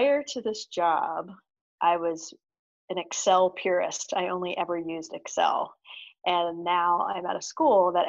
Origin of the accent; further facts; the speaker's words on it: Lancaster, Pennsylvania, United States; moved away; also born or lived in Madison, Wisconsin / Los Angeles, California; I'm originally from Lancaster, Pennsylvania, lived for 14 years in Madison